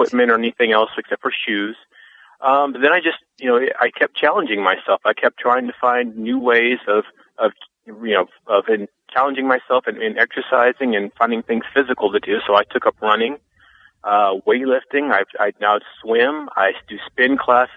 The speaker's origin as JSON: {"language": "English", "town": "Omaha", "region": "Nebraska", "country": "United States", "tie": "born or raised there", "moved": "yes", "said": "my hometown, which I'm actually in right now, in Omaha, Nebraska"}